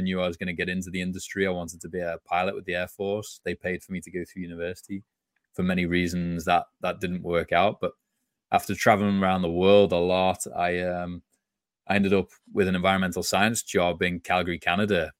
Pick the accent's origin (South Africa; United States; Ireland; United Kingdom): United Kingdom; just outside Liverpool, North West England; moved away; grew up just outside Liverpool, England